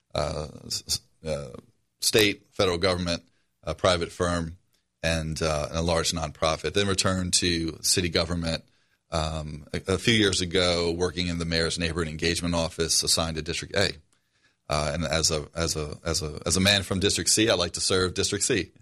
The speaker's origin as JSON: {"language": "English", "town": "New Orleans", "region": "Louisiana", "country": "United States", "tie": "born or raised there", "moved": "as an adult", "said": "I grew up in the Algiers section of New Orleans. I live there now."}